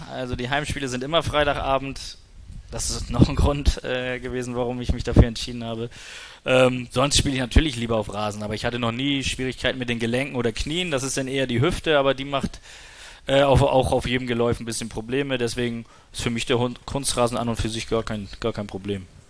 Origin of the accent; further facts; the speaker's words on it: Kiel, Schleswig-Holstein, Germany; bei uns in Kiel